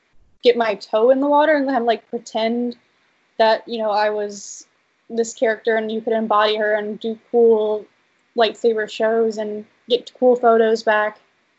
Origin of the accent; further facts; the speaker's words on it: East Coast, United States; growing up on the East Coast, I'm like, I'll never see Lucasfilm.